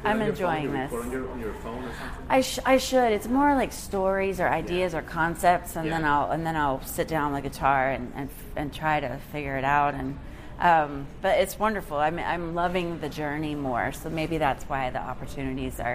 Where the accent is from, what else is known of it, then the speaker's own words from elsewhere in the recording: Texas, United States; now in Nashville, United States; I'm from Texas